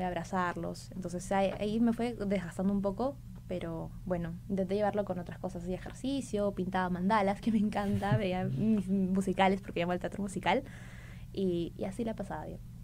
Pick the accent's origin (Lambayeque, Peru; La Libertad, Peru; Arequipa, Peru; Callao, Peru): Arequipa, Peru; moved away as an adult; now in Lima, Peru; Yo soy de Arequipa, eh, entonces en mi tercer, cuarto año de secundaria sí o sí sabía que quería estudiar Derecho